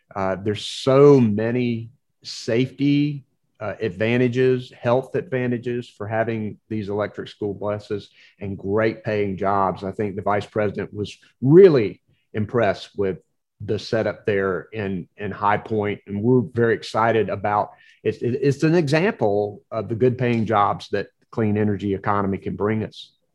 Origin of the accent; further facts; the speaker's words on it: Nash County, Eastern North Carolina, United States; when I was a kid growing up in Eastern North Carolina